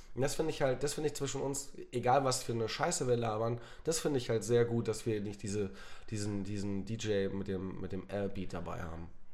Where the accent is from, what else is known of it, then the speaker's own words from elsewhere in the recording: North Sea coast, Germany; moved away; ich bin ja an der, an der Nordsee ähm, aufgewachsen